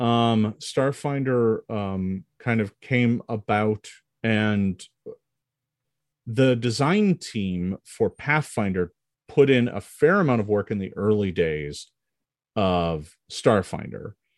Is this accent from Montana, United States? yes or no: no; Milwaukee, Wisconsin, United States; I grew up in Milwaukee, Wisconsin